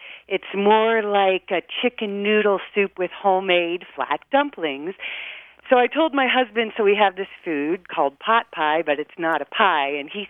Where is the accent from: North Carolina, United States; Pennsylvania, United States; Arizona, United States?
Pennsylvania, United States; central; now in Whitefish, United States; I grew up in central Pennsylvania